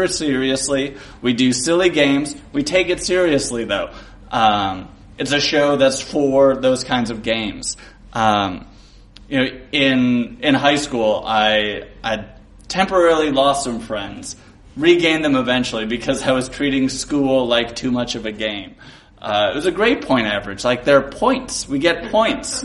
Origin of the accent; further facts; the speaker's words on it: Milwaukee, Wisconsin, United States; also born or lived in Chicago; I grew up in Milwaukee until I was 18